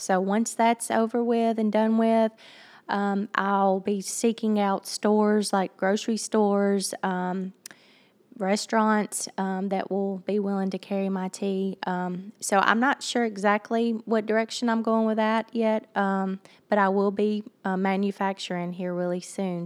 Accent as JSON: {"language": "English", "town": "Hartsville", "region": "Tennessee", "country": "United States", "tie": "born or raised there", "said": "Hartsville, it's my, it's my hometown. It's where I was raised"}